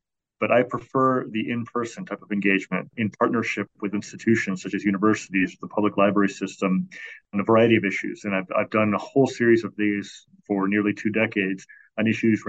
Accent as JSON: {"language": "English", "town": "Chicago", "region": "Illinois", "country": "United States", "tie": "born or raised there"}